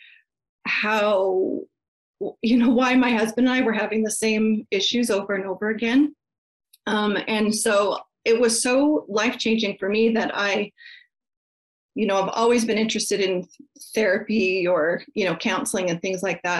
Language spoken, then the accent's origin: English; Colorado, United States; moved away as an adult; also born or lived in Canada; I grew up in Colorado, and when I turned 18, I moved to Canada